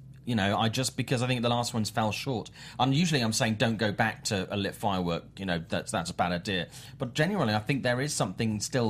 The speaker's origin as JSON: {"language": "English", "country": "United Kingdom", "said": "I'm British"}